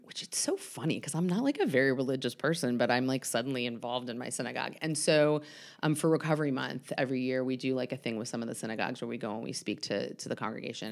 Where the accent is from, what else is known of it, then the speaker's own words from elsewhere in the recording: Atlanta, Georgia, United States; I am born and raised in Atlanta, um, Northside Hospital, which is pretty rare